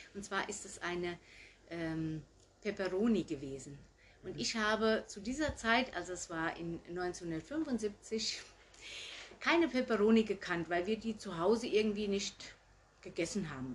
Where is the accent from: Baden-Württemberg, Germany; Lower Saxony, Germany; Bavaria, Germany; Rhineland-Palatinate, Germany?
Rhineland-Palatinate, Germany; Gutenacker; moved away as an adult; now in Herold, Germany; Ich komme ursprünglich aus Gutenacker, wo meine Mutter auch noch wohnt